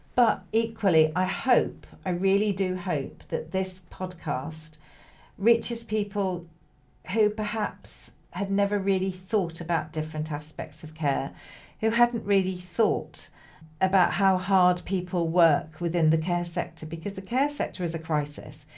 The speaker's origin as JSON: {"language": "English", "town": "Hull", "region": "Yorkshire and the Humber", "country": "United Kingdom", "also_born_or_lived": "Kent", "moved": "as an adult", "lives_now": "Bristol, United Kingdom", "said": "I come from Hull. I haven't lived in Hull for many years"}